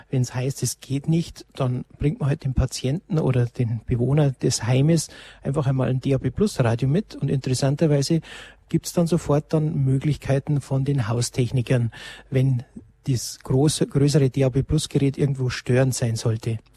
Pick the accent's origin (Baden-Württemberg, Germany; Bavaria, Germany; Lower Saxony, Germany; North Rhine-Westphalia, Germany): Bavaria, Germany; Lenggries; Ich habe gerade jetzt meinem Heimatort auch nochmal geprüft mit der Postleitzahl, wo ich herkomme aus Lengries.